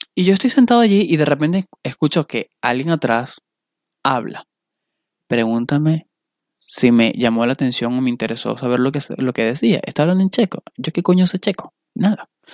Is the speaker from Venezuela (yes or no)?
yes; Valencia, Carabobo, Venezuela; moved away as an adult; also born or lived in Las Vegas, United States; now in Chicago, United States; de Venezuela, de Valencia